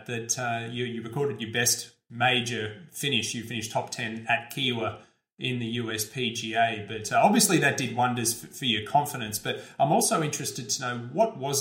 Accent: Australia; being an Australian

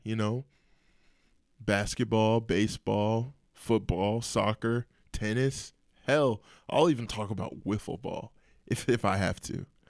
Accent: Indiana, United States; I am from Indiana.

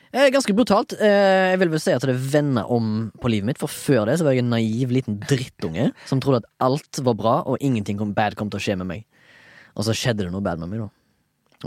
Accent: Haugesund, Rogaland, Norway; Jeg er født og oppvokst i Haugesund

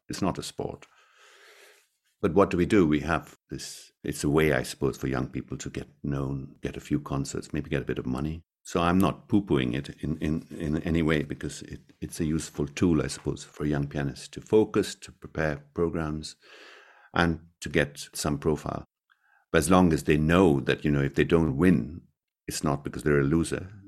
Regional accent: Mumbai, Maharashtra, India; now in Scotland, United Kingdom; in my hometown, we did two concerts in Mumbai, which, which was incredible, because that's where I was born and brought up

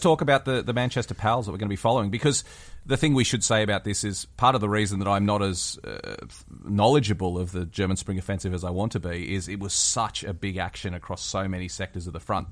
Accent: West Wyalong, New South Wales, Australia; my hometown in, uh, West Wyalong

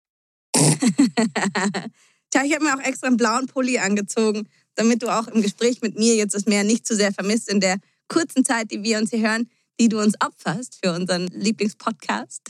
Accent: Germany; bei uns in Deutschland

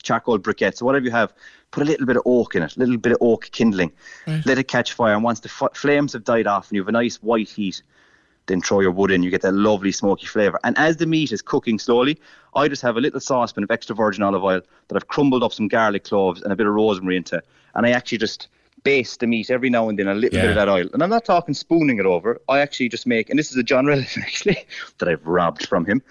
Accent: Ireland; as Irish people

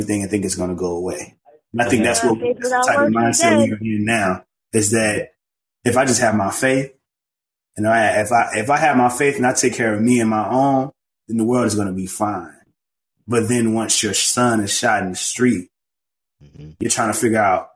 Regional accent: the South, United States; now in Chicago, United States; I grew up in the church and I'm from the South

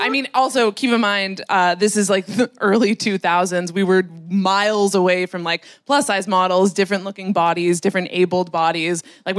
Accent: Canada; But it's I'm like a Canadian Nepo baby, so no one's heard of any of these people.

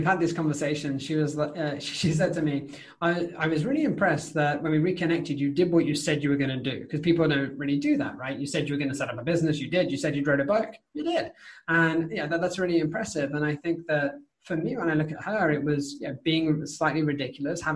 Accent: United Kingdom; as a British person, right, it is polite to finish everything on your plate because we're British

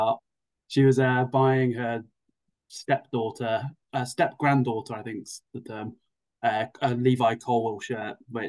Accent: Malvern, West Midlands, United Kingdom; also born or lived in Worcester; I wasn't born anywhere near Scotland. I was born in Malvern. Well, Worcester, technically. But grew up in Malvern. So probably closer to Welsh than anything, but definitely full-blood English.

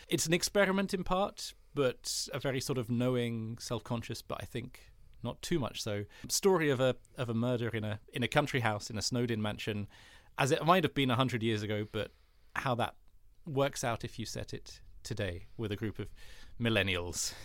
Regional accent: United Kingdom; I have Danish heritage, like my, that's, but I have a German passport as well as a British one. And so, like, and I was I've always lived in this country, which is the U K

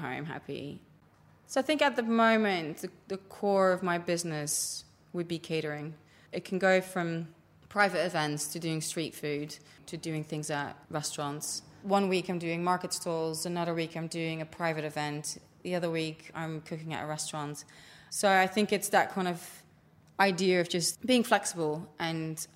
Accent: Netherlands; moved away as an adult; now in London, United Kingdom; I grew up in Holland and grew up around pickles

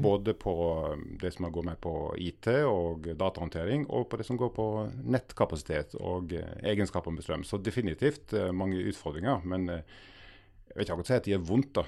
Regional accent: Agder, Norway; Agder, der jeg er fra i utgangspunktet

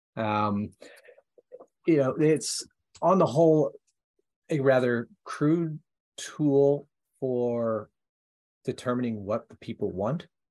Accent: Ohio, United States; my home state of Ohio

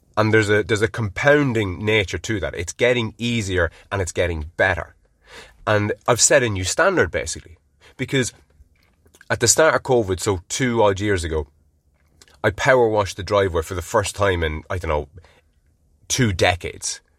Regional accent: Ireland; being Irish

